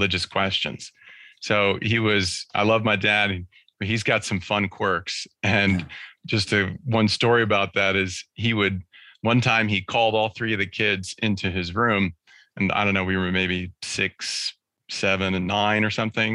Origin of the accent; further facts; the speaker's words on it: California, United States; we were living in California